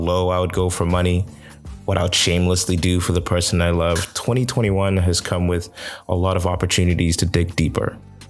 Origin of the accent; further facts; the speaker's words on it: Toronto, Ontario, Canada; I'm from Toronto. North Americans can always sense each other.